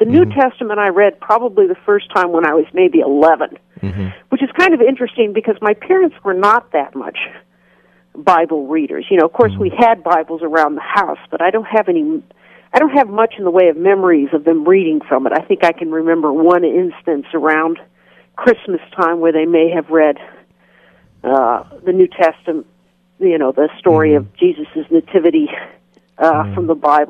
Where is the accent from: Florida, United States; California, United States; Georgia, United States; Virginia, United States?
California, United States; Roseville; also born or lived in Santa Clara, California; now in Mississippi, United States; my parents settled down more or less in Roseville, California, which is about 15 miles northeast of Sacramento, and that's where I went to middle school and high school